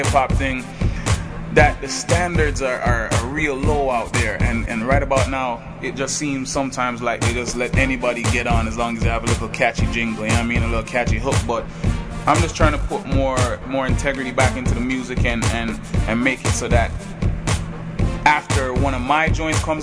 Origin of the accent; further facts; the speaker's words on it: Toronto, Ontario, Canada; I was born in Toronto, but I was born to Jamaican parents